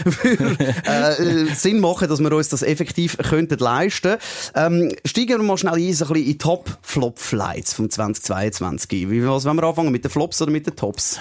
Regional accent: Switzerland; Wir sind als Schweizer

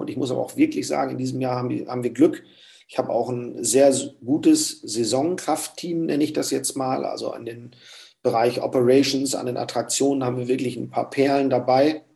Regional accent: the North, Northern Germany, Germany; bei uns im Norden

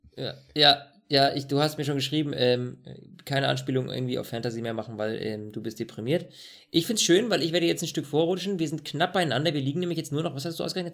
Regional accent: Germany; bei uns in Deutschland

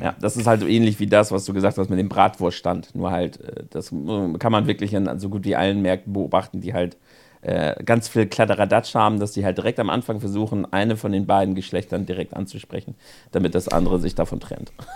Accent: Northern Germany, Germany; bei uns im Norden

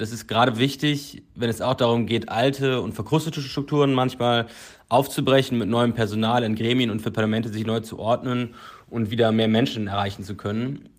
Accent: Cologne, North Rhine-Westphalia, Germany; moved away as an adult; now in Berlin, Germany; meiner Heimatstadt Köln

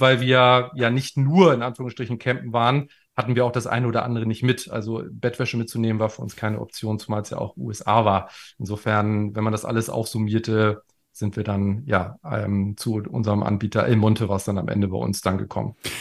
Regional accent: Germany; wir sind beide Deutsche

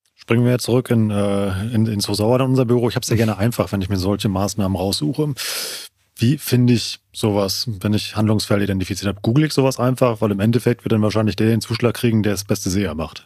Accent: Siegerland, North Rhine-Westphalia, Germany; meine Heimatregion, das Siegerland

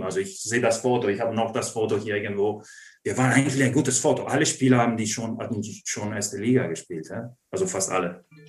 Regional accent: Treviso, Veneto, Italy; German is a second language; moved away as an adult; now in Germany; als Italiener und Ausländer

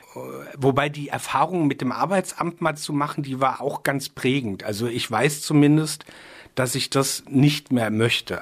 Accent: Rheinhessen, Rhineland-Palatinate, Germany; ich bin sehr rein Hessen verbunden. Da ist, hier ist schon so auch meine Heimat

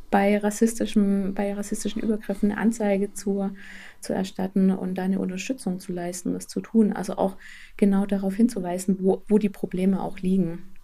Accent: Southern Germany, Germany; Ich komme selber nicht aus Thüringen, sondern komme aus Süddeutschland. Also habe auch meine eigene Binnenmigrationsgeschichte

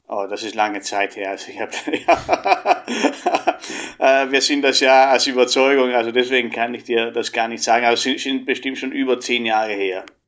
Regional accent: Italy; moved away; ich komme ja aus Italien ursprünglich

